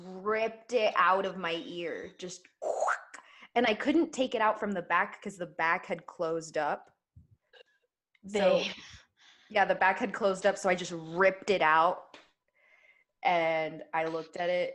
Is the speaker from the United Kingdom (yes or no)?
no; Ecuador; I was born in Ecuador.